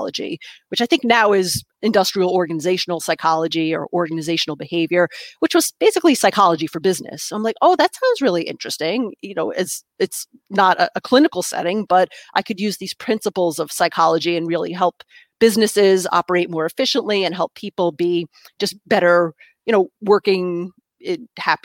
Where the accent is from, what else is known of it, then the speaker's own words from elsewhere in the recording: New York, United States; first language English; I grew up in New York State, about an hour north of New York City, and in the suburbs